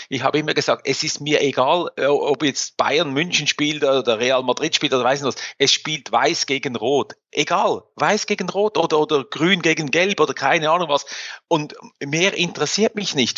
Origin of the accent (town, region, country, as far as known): Switzerland